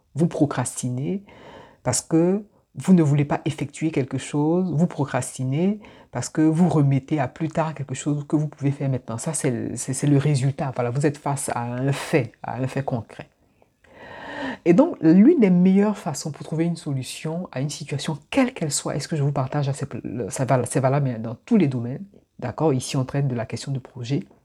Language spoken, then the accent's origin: French; Abidjan, Côte d’Ivoire; moved away; je suis né à Abidjan, j'ai grandi à Abidjan, je suis d'origine ivoirienne.